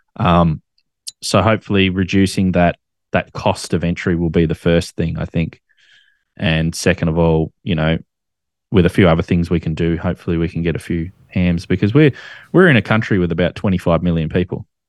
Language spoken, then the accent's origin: English; Australia; as an Australian, we make nicknames for absolutely everything